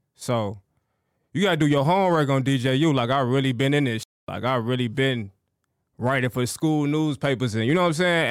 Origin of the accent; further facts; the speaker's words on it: Chicago, Illinois, United States; I'm from the south side of Chicago